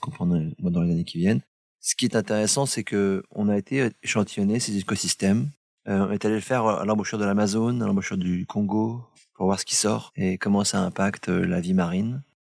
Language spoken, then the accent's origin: French; Brittany, France; chez nous, en Bretagne